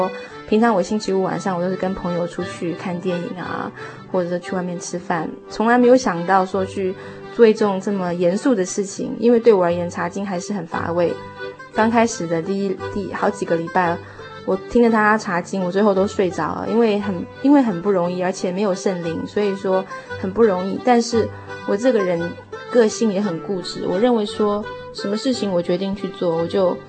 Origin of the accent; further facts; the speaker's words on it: United States; born there; 其实我在台湾也没有身份，因为我是在美国出生的